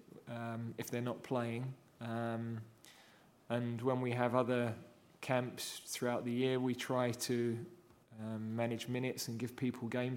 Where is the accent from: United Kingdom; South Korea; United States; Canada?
United Kingdom; England; also born or lived in Yorkshire; being an Englishman